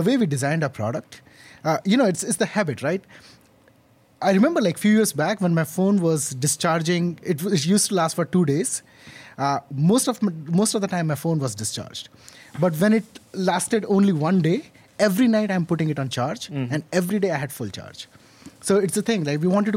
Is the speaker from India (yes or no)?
yes; India; moved away as an adult; also born or lived in Indiana, United States; now in New York, United States; I was born and brought up in India.